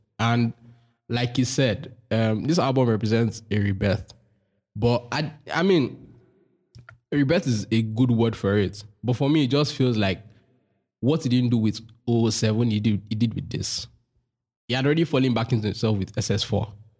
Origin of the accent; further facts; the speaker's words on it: Nigeria; that's like a defining part of your life as a Nigerian